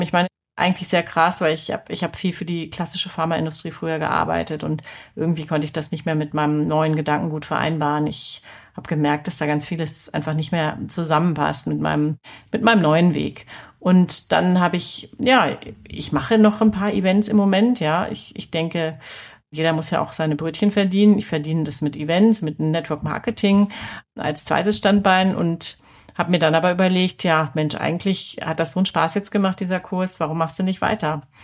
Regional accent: Hanover, Lower Saxony, Germany; also born or lived in Nuremberg; now in Munich, Germany; Ich komme aus Hannover

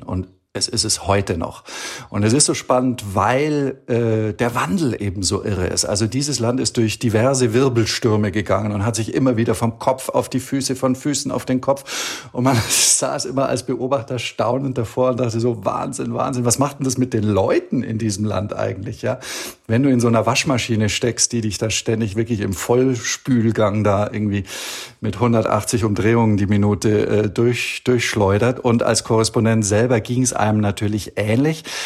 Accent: Allgäu, Bavaria, Germany; moved away as an adult; also born or lived in Beijing / Istanbul; now in Copenhagen, Denmark; im Allgäu, wo ich herkomme

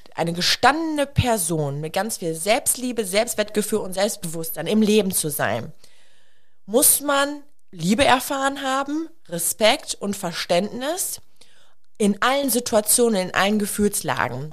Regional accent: a village near Münster, North Rhine-Westphalia, Germany; wir kommen ja aus dem Dorf, nach Münster gefahren

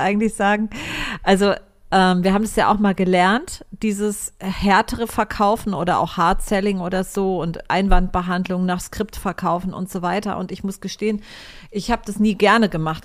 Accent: Germany; now in Cyprus; als Deutscher

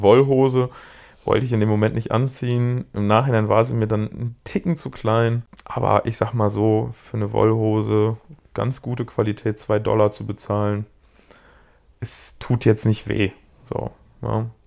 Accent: Germany; bei uns in Deutschland

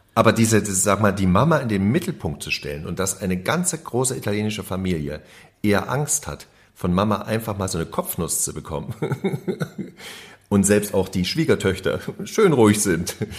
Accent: GDR, East Germany, Germany; now in Berlin, Germany; Wir kommen ja aus dem Gruppenwahn DDR

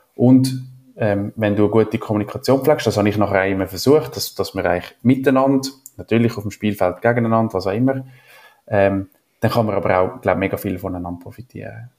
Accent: Switzerland; ich bin ja wo, nicht in den Bergen aufgewachsen, aber ja, wir haben Berge

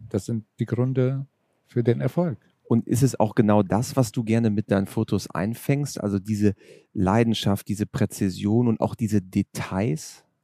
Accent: Syria; Aber ich bin in Syrien aufgewachsen

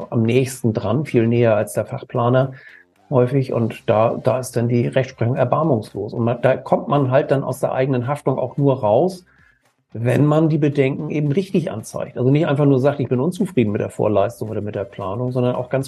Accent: Kiel, Schleswig-Holstein, Germany; wir kommen aus Norddeutschland, genauer gesagt aus Kiel äh, aus dem schönen Schleswig-Holstein

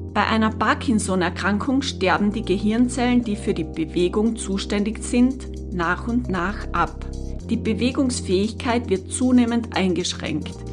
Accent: Tyrol, Austria; hier bei uns in Tirol

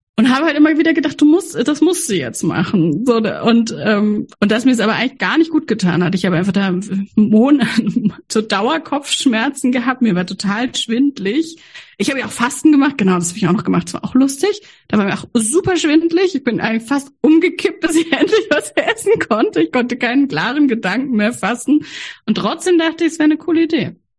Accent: Freiburg, Baden-Württemberg, Germany; ich bin ja in Freiburg aufgewachsen, die Hochburg der Ökomenschen

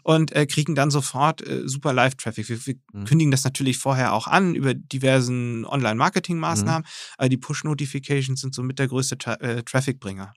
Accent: Germany; gerade als Deutsche

